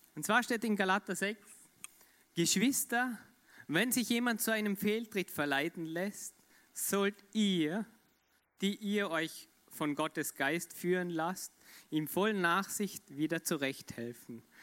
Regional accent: Austria; Ich komme aus Österreich.

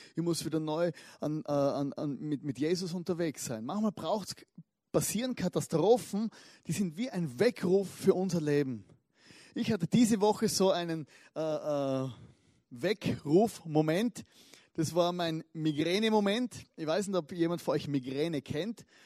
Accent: Austria; als Österreicher, äh, als verletzte österreichische Fußballseele

